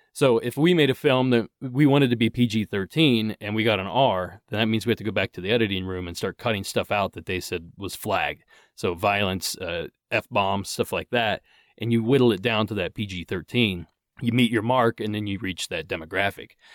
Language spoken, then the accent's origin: English; Ohio, United States; now in Southern California, United States; I grew up in Ohio.